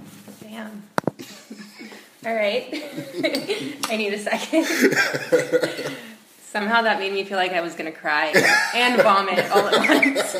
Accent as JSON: {"language": "English", "town": "Houston", "region": "Texas", "country": "United States", "said": "I'm from Houston, a pretty insular Jewish community."}